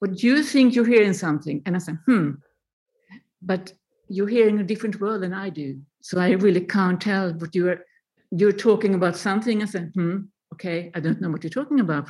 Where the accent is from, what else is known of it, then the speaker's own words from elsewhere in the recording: Sweden; moved away as an adult; now in Berlin, Germany; I moved away from Sweden a long, long time ago, over 20 years ago